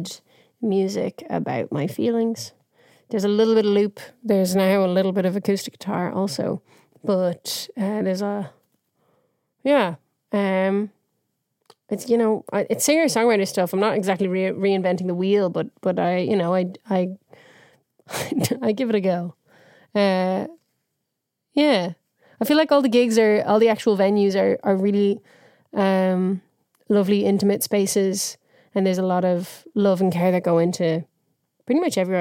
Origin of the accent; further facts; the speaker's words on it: Bray, Leinster, Ireland; I'm from Bray.